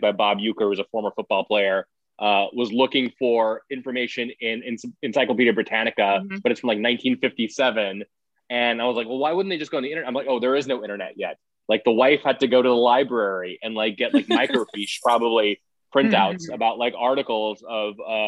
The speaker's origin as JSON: {"language": "English", "country": "India", "tie": "born or raised there", "moved": "yes", "lives_now": "United States", "said": "as an immigrant growing up in India"}